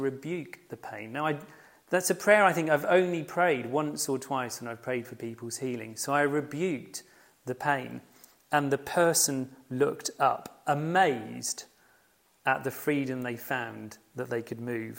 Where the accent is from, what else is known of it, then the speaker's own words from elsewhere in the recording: United Kingdom; we are very British